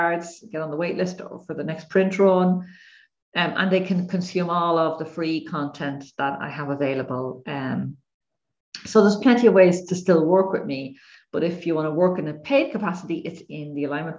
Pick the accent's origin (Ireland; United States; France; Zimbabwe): Ireland; I'm Irish